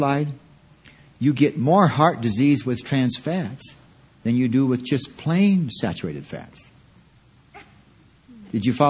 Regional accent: Quincy, California, United States; I was raised in Quincy, California for some of the years.

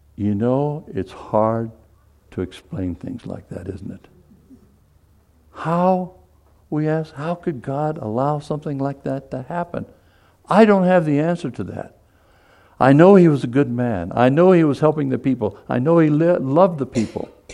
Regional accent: Seoul, South Korea; I was born in Seoul, Korea.

